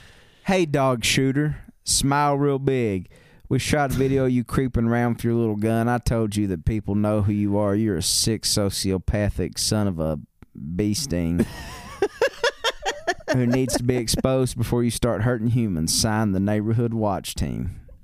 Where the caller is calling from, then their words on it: South Dakota, United States; I'm calling from South Dakota.